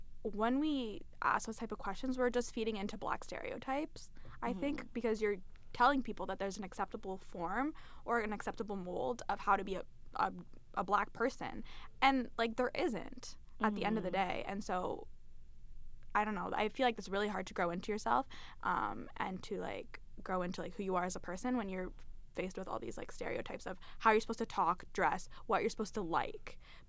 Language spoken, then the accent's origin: English; London, United Kingdom; I grew up in London. I went to a primarily, like, white elementary school.